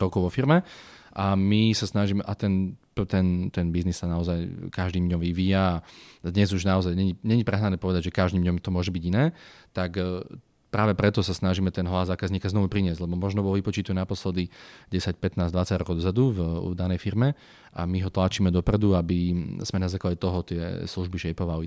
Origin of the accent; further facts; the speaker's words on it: Slovakia; sme Slováci, sme odtiaľto